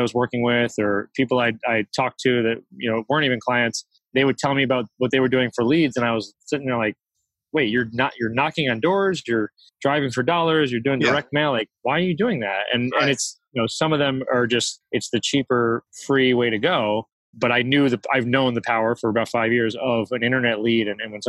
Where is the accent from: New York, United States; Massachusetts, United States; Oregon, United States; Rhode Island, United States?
New York, United States; Albany; also born or lived in Israel; now in Houston, United States; Born and raised in Albany, New York